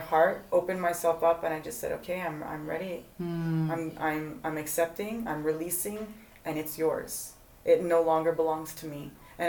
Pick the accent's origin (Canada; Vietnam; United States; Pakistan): Canada; Montreal, Quebec; moved away; I'm originally from Canada, Montreal.